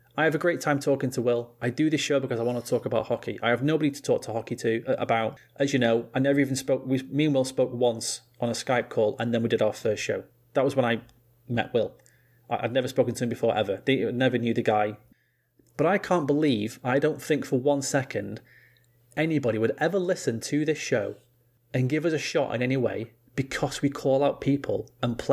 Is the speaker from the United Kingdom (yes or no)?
yes; England, United Kingdom; being English